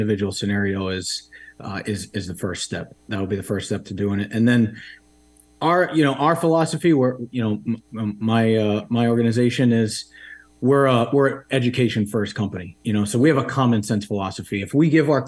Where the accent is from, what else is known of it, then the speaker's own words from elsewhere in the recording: Rhode Island, United States; also born or lived in Washington, D.C.; I grew up in Rhode Island.